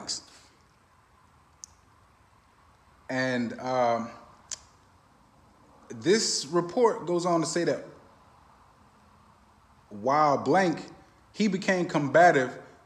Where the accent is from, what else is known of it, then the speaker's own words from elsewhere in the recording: Orlando, Florida, United States; my hometown